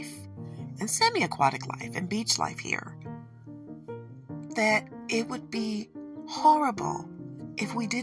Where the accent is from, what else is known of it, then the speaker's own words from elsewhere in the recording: Michigan, United States; accent: Michigan; my Michigan accent makes it a little difficult to understand what I'm saying sometimes